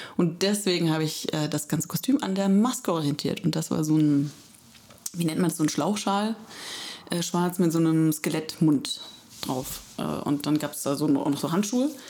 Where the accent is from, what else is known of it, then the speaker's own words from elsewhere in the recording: Electoral Palatinate, Kurpfalz, Germany; now in Heidelberg, Germany; ich komme aus der Kurpfalz